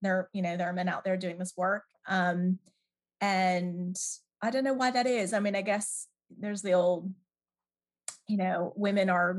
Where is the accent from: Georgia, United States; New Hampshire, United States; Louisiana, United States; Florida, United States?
Georgia, United States; Atlanta; moved away as an adult; also born or lived in Toronto, Canada; now in England, United Kingdom; And then in the States, I grew up in Atlanta